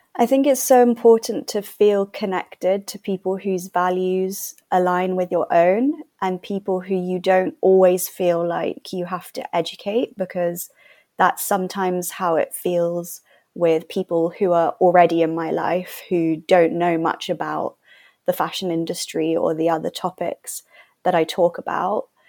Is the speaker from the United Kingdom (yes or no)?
yes; London, United Kingdom; I'm from London.